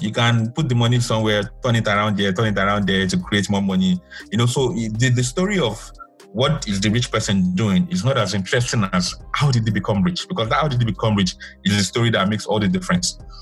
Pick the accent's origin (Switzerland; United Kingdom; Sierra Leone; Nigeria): Nigeria